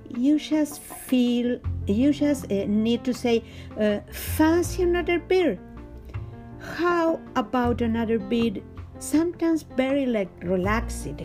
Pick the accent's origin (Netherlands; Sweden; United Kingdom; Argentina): Argentina; I'm from Argentina and teach etiquette